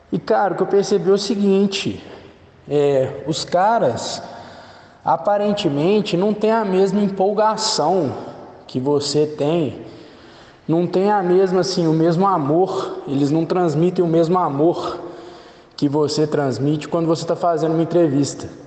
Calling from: Belo Horizonte, Minas Gerais, Brazil; eu sou ouvinte assíduo do PokerCast, né? Sou aqui de BH.

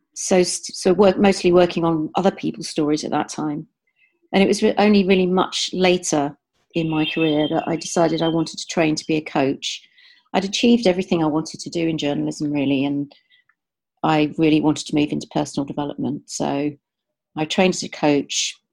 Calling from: Amersham, South East England, United Kingdom; I'm calling in from Amersham in Buckinghamshire

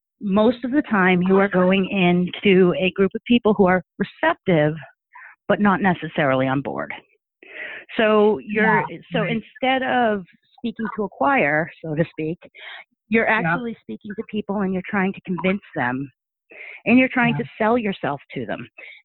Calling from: Sturbridge, Massachusetts, United States; I'm calling from Sturbridge, Massachusetts.

